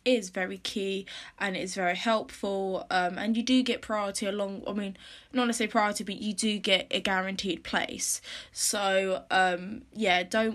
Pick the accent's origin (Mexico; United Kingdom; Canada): United Kingdom; Norfolk, East of England; moved away as an adult; now in High Wycombe, United Kingdom; I'm from Norfolk, and again, that's not a really diverse place either